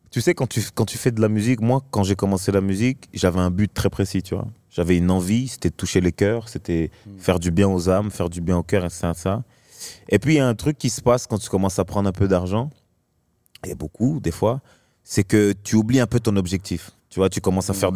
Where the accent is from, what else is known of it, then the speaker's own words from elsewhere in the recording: Marseille, Provence-Alpes-Côte d'Azur, France; now in Paris, France; C'est-à-dire que moi, j'étais de Marseille, un endroit où justement on est très familial, très chill, très. On s'en fout, tu vois, il n'y a pas de star, il n'y a pas tout ça à Marseille.